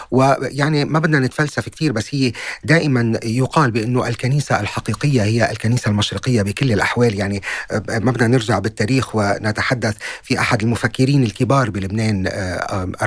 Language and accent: Arabic; Lebanon; يعني نحن كشعب لبناني هذا الموضوع ديبيتبل قابل للنقاش